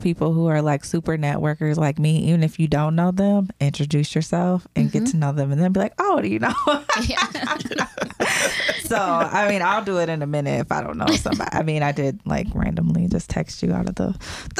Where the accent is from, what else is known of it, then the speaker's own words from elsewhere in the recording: Youngstown, Ohio, United States; And I'm from Youngstown, so yeah, I guess true.